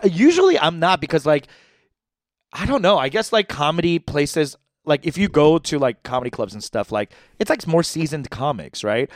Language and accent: English; New York, United States; I'm from New York